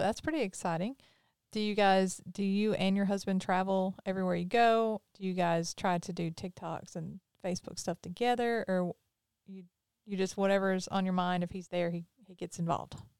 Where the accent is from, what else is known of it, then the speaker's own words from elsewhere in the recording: Pearl, Mississippi, United States; also born or lived in Brandon, Mississippi; And I'm from Mississippi. I always have been. Grew up in Pearl, live in Brandon